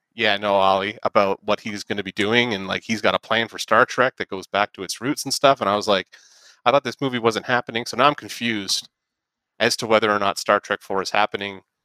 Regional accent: St. Catharines, Ontario, Canada; we're from St. Catharines

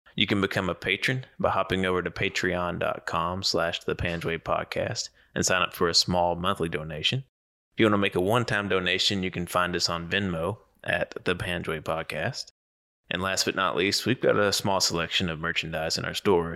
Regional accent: Kentucky, United States; moved away; I'm from Kentucky originally

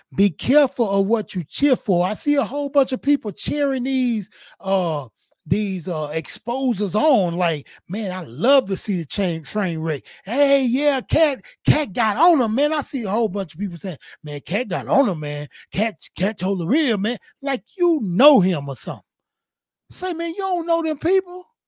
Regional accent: Houston, Texas, United States; I'm from Fifth Ward, north side of Houston, Texas

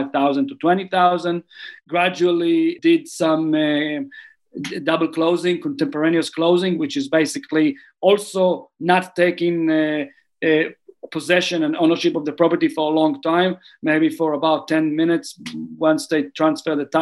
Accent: Tel Aviv, Tel Aviv District, Israel; moved away as an adult; now in New Zealand; I grew up in Tel Aviv, which is a big city.

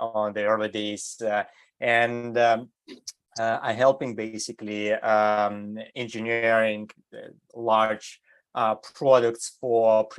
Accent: Germany; moved away as an adult; also born or lived in Eastern Europe / Switzerland; now in United States; I grew up in Europe. So I was grew up in Germany

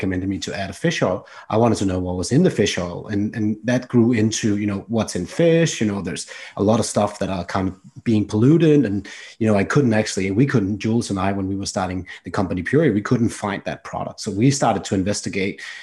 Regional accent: Denmark; moved away; growing up in Denmark, you appreciate the environment

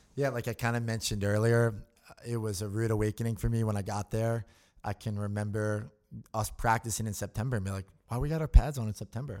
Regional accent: Newtown, Pennsylvania, United States; I'm from Newtown, Pennsylvania

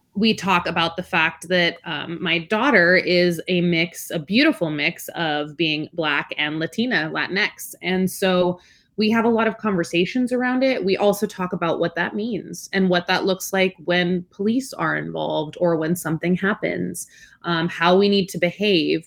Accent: Alaska, United States; first language Spanish; English is a second language; also born or lived in Washington / Belmont, California; now in California, United States; I actually grew up in Alaska, which is pretty out there

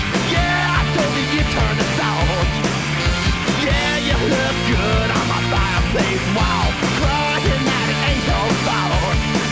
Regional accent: Virginia, United States; Yeah, …, fellow Virginian.

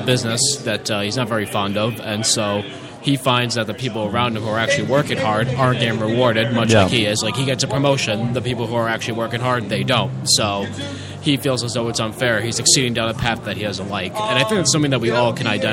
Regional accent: Attleboro, Massachusetts, United States; I'm from Attleboro, Massachusetts

